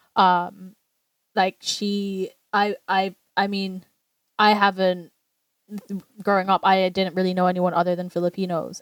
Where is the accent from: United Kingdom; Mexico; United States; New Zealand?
United Kingdom; England; we grew up in England amongst other Asians